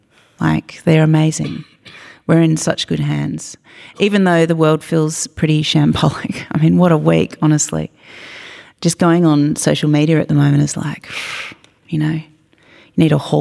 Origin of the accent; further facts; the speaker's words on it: Australia; for a long time I grew up identifying as an Australian, right, with really no idea, such a disembodied experience of like where I'd come from or who my people were.